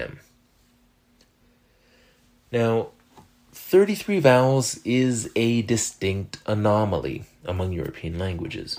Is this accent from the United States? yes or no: no; Canada; accent: French Canadian; French Canadians like myself